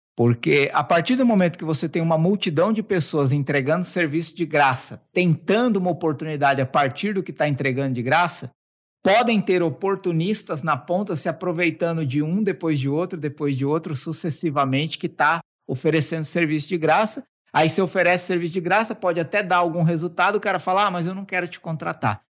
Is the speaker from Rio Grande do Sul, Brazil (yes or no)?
no; Mauá, São Paulo, Brazil; eu sou da periferia braba. É, quem, quem não conhece, procura depois Jardim Zaira Mauá. Você vai descobrir onde eu nasci